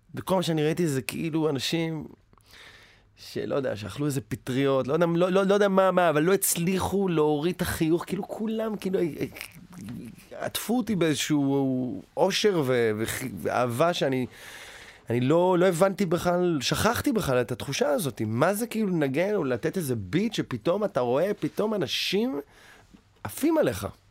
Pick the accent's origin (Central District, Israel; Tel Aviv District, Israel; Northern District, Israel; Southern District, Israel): Tel Aviv District, Israel; Tel Aviv; moved away as an adult; now in United States; גדלתי ברמת אביב